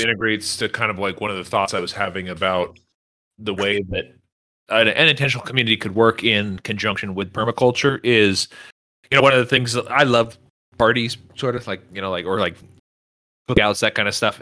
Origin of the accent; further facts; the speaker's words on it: Northern California, United States; now in Texas, United States; I grew up in Northern California